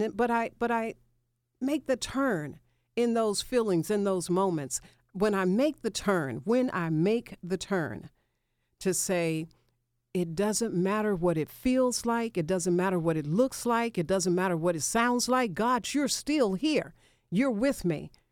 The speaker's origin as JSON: {"language": "English", "town": "Memphis", "region": "Tennessee", "country": "United States", "tie": "born or raised there", "moved": "as an adult", "lives_now": "Atlanta, United States", "said": "I left my hometown of Memphis"}